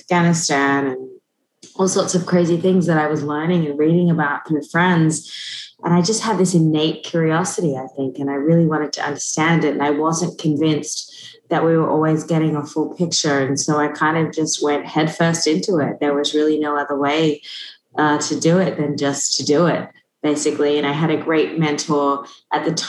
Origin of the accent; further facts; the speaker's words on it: Australia; moved away; I grew up in Australia, which is where my family all still is